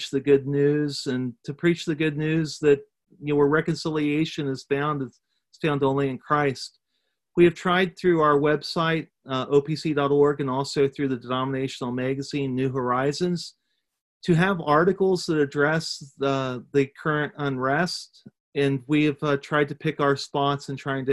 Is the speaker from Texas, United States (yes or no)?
no; Eastern Ohio, United States; I grew up in Eastern Ohio